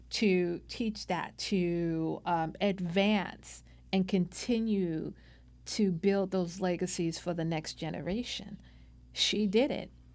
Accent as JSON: {"language": "English", "town": "New York City", "region": "New York", "country": "United States", "tie": "born or raised there", "moved": "yes", "lives_now": "California, United States", "said": "I was born and raised in Brooklyn, New York, the youngest child of five"}